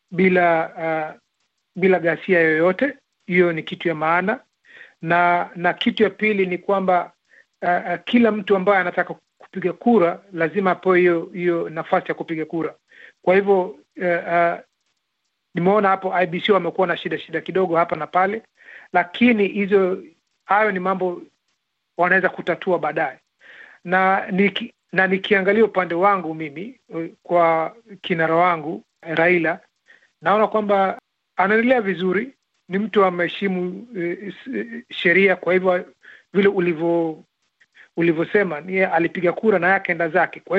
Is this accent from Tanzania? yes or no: no; Kenya; maana sote sote sote sisi ni Wakenya. Kwa hivyo at the end of the day, vile wazungu wanasema, bado sisi ni Wakenya